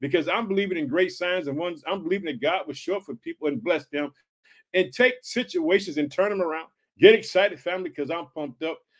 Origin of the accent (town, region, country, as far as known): Illinois, United States